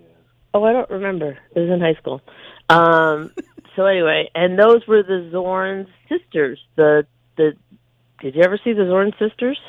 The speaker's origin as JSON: {"language": "English", "town": "Farmingdale", "region": "New York", "country": "United States", "tie": "born or raised there", "said": "we grew up in Farmingdale"}